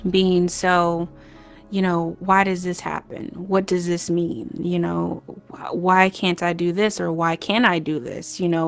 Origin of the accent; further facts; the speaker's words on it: Crown Point, Indiana, United States; also born or lived in Cleveland, Ohio / Dayton, Ohio / Illinois; Yeah, so I was born in Cleveland, Ohio. Um, a couple months old, we moved to Dayton, and then I think when I was like a year or so, we moved to Crown Point, Indiana.